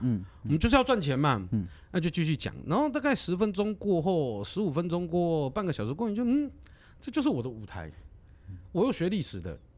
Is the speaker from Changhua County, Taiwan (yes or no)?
no; Kaohsiung, Taiwan; moved away as an adult; 我是高雄人，我是左营高中毕业的